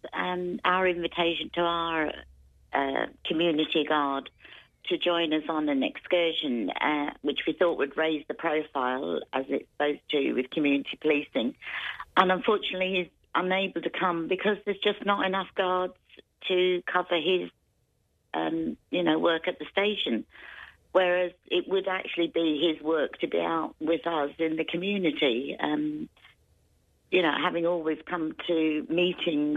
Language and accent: English; Greece; moved away as an adult; also born or lived in London; now in Ireland; I was born in London, but lived in Greece all my life, but came back to Ireland, where my parents are from